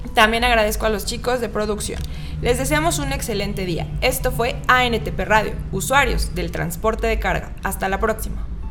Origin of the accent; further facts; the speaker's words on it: Mexico City, Mexico; Uno como chilango